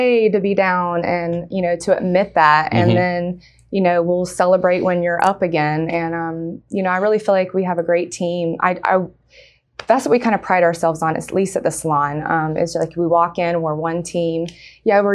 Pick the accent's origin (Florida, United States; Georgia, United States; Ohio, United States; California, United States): Georgia, United States; Atlanta; also born or lived in Washington, D.C. / Dallas, Texas; I'm practically a native of Atlanta, and I've been here since I was five